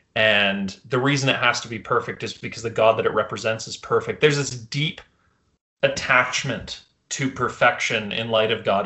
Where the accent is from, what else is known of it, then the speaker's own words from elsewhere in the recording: Canada; as a Canadian